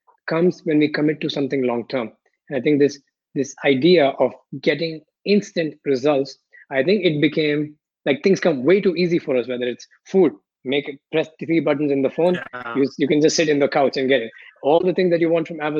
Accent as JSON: {"language": "English", "country": "India", "tie": "born or raised there", "also_born_or_lived": "Philippines / Malaysia / Paris, France", "moved": "yes", "lives_now": "Barcelona, Spain", "said": "growing up in India"}